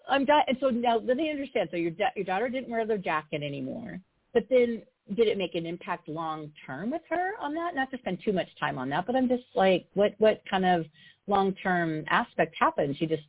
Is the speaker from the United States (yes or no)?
yes; Midwest, United States; now in San Diego, United States; because I'm from the Midwest